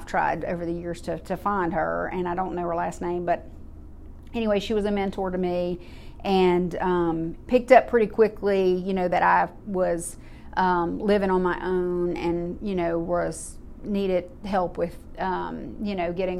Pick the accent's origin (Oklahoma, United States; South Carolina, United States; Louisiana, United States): Louisiana, United States; Baton Rouge; born there; I was born in Baton Rouge, Louisiana, and my mom was a single parent in the Army.